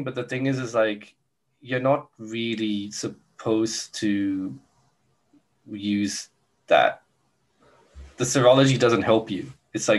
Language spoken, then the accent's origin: English; Brisbane, Queensland, Australia; there's one in Brisbane. So my hometown gets represented as well.